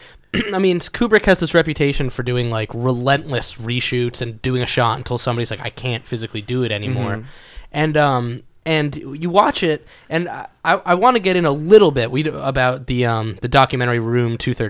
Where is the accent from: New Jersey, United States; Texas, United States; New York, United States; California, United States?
New York, United States; born there; I was born in New York.